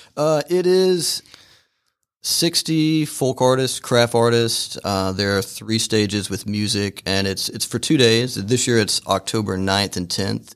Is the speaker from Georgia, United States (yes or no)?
yes; Fairmount, Georgia, United States; I grew up in Fairmount, so not that far away.